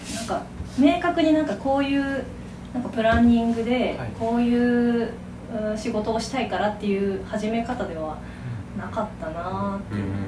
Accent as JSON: {"language": "Japanese", "region": "Kyoto", "country": "Japan", "tie": "born or raised there", "also_born_or_lived": "Aichi", "moved": "as an adult", "lives_now": "Teshima, Japan", "said": "私京都出身なんで"}